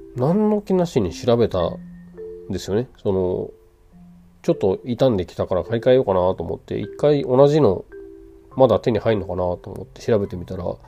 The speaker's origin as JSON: {"language": "Japanese", "region": "Kansai", "country": "Japan", "also_born_or_lived": "Tokyo", "accent": "Kansai dialect", "moved": "yes", "said": "僕関西弁なんですよデフォルトがそれがさこうやって一人で喋る時は関西弁ではあんまりないと思うんですね"}